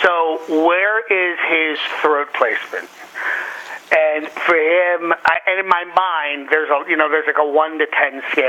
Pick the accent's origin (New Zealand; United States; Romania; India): United States; Philadelphia, Pennsylvania; also born or lived in New York; I'm from the Philadelphia area. I used to live in New York.